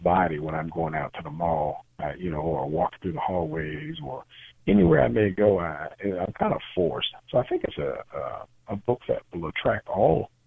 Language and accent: English; Pickens, Mississippi, United States; I'm originally from a small city called Pickens, Mississippi